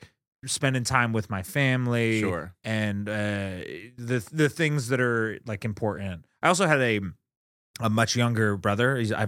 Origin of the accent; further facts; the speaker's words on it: Henderson, Nevada, United States; I grew up in Las Vegas, Nevada.